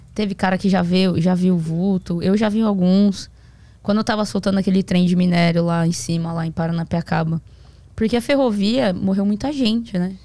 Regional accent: Santo André, São Paulo, Brazil; Eu moro em São, Santo André. Eu sou de Santo André, São Paulo.

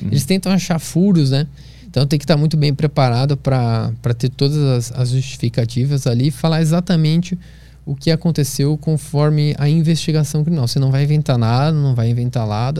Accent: Florianópolis, Santa Catarina, Brazil; Eu cresci em Florianópolis, na Praia do Santinho

